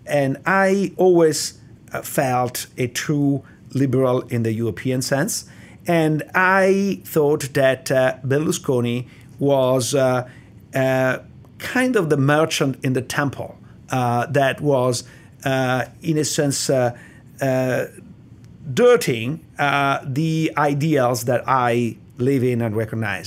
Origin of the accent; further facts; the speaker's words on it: Italy; accent: Italian; English is a second language; moved away as an adult; now in United States; I'm Italian, and, uh, the, I grew up in Italy in the seventies